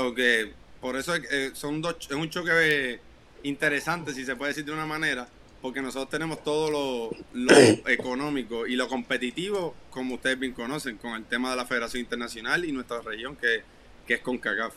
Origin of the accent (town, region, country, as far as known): Puerto Rico